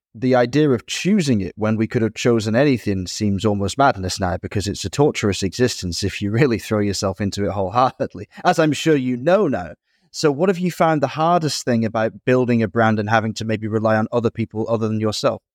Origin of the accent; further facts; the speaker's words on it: Manchester, North West England, United Kingdom; also born or lived in Dublin, Ireland; I grew up in Manchester, was born in Dublin